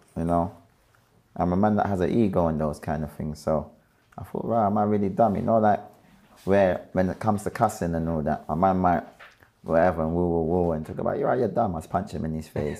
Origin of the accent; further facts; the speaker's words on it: London, United Kingdom; also born or lived in Clapham; raised in between Brixton and Clapham